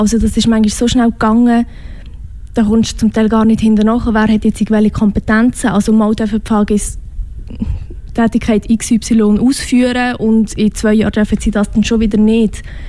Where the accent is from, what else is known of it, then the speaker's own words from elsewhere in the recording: Switzerland; accent: Swiss German; first language Swiss German; meine Muttersprache ist Schweizerdeutsch